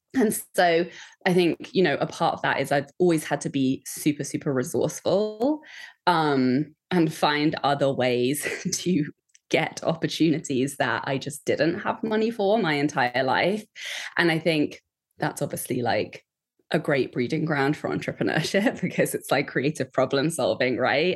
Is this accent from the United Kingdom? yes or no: yes; Kent, South East England, United Kingdom; I grew up just outside of London in Kent.